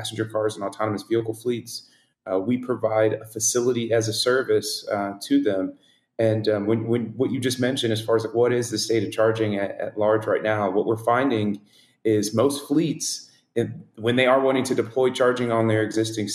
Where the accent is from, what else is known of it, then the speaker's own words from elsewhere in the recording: Pensacola, Florida, United States; I'm from Pensacola, Florida